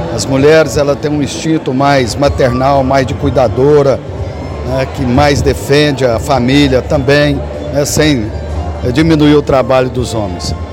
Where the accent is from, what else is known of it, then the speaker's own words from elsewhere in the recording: Brazil; now in Rio Verde, Brazil; na minha época era criança, lá na minha terra natal, né, meu pai foi vereador por quatro mandatos